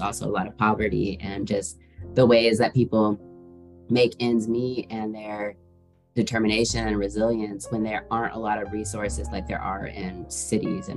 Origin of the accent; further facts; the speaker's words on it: Seattle, Washington, United States; moved away as an adult; now in Atlanta, United States; I live in Atlanta. I'm from Seattle, Washington.